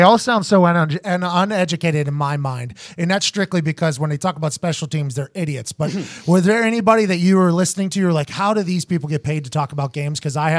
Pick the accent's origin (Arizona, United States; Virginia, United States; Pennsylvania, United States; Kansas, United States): Pennsylvania, United States; Pittsburgh; I grew up in Pittsburgh, Pennsylvania.